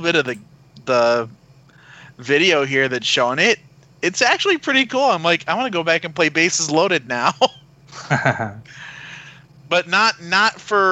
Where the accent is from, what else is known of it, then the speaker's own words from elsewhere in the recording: Chicago, Illinois, United States; my hometown here